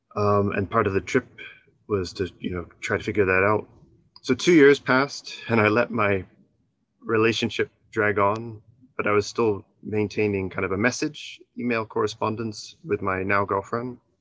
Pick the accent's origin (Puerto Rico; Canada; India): Canada; moved away as an adult; now in Japan; my hometown in Canada